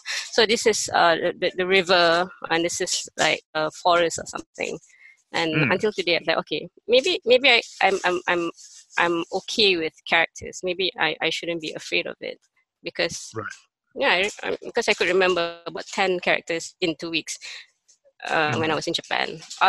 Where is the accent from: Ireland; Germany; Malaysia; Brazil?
Malaysia; Kuala Lumpur; Cantonese is a lot closer to my heart than Mandarin. Because I grew up in Kuala Lumpur, and there are a lot of Hong Kong movies and music out there, so more Cantonese for me previously